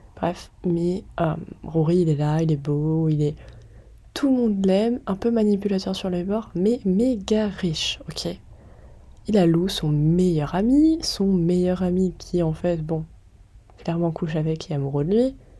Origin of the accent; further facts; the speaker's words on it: France; on est français